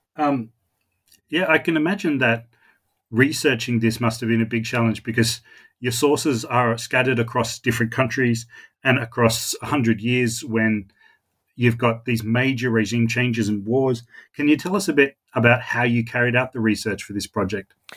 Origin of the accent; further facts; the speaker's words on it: Australia; accent: Australian; my Australian accent